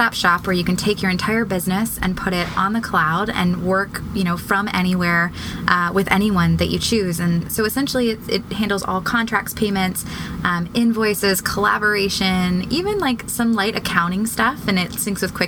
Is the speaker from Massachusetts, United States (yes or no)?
no; Annapolis, Maryland, United States; Annapolis, Maryland, which is my hometown